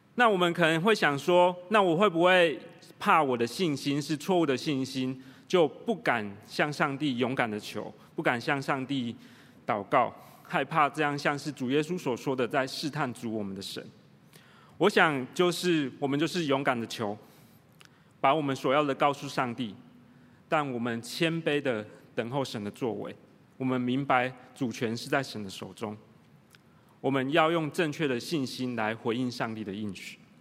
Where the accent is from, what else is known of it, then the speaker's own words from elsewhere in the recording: Tainan, Taiwan; moved away; also born or lived in United Kingdom; 我在台南长大